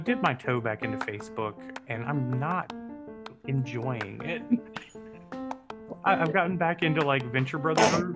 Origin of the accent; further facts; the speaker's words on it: the South, United States; I'm from the South